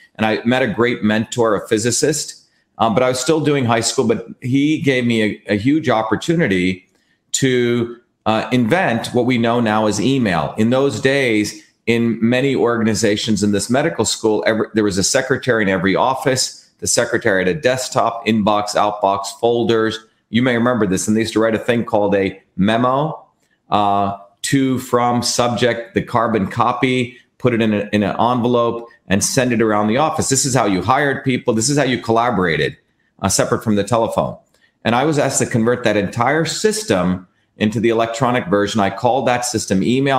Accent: Mumbai, Maharashtra, India; now in United States; I grew up in India

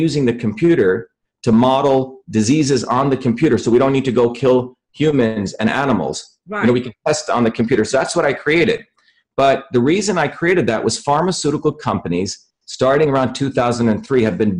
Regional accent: India; moved away; I grew up in India where my grandmother was a real healer.

